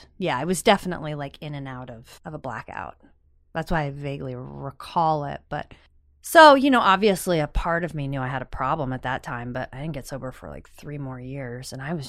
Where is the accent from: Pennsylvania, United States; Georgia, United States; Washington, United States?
Pennsylvania, United States